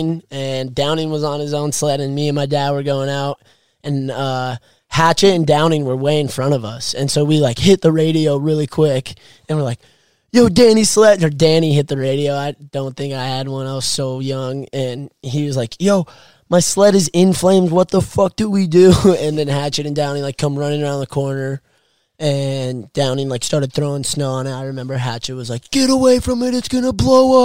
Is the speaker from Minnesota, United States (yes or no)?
no; Carlsbad, California, United States; When I was younger, I grew up in Carlsbad, 1 mile away from the beach